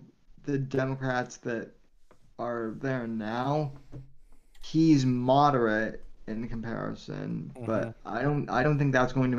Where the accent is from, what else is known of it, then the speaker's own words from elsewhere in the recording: Colorado, United States; moved away; I'm actually originally from Colorado